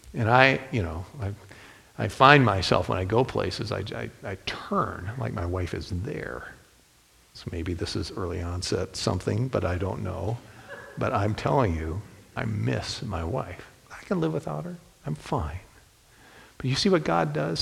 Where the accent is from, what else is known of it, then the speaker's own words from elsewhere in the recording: Toledo, Ohio, United States; I was born and raised in Toledo